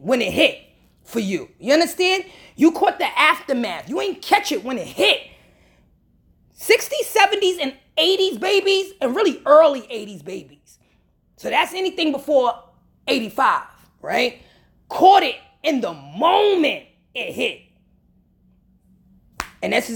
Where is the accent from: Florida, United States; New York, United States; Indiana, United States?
New York, United States; I'm from New York